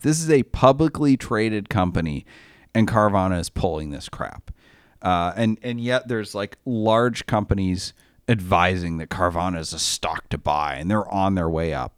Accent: Maine, United States; moved away; I grew up in Maine

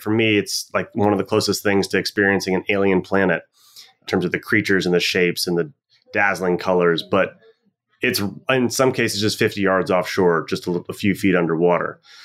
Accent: Washington, District of Columbia, United States; moved away as an adult; now in Freeport, Bahamas; growing up in Washington, D C

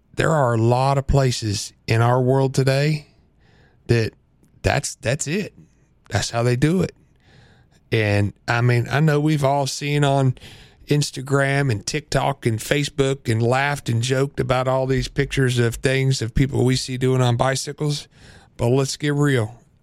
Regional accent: Central Illinois, United States; I grew up in Central Illinois, good old-fashioned farm country

